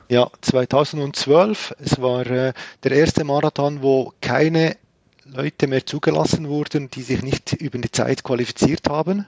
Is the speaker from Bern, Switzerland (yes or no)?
no; Grenchen, Solothurn, Switzerland; Also ich komme aus dem Kanton Solothurn. In Grenchen bin ich zu Hause.